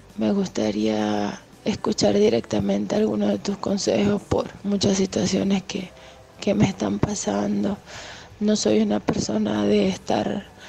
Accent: Venezuela; soy de Venezuela.

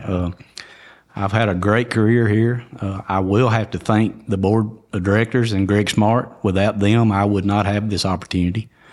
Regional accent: White County, Tennessee, United States; I was born and raised in White County

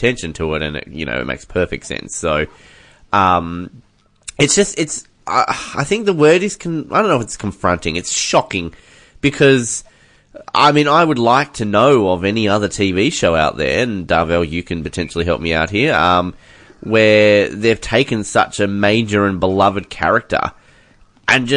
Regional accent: Australia; as an Australian

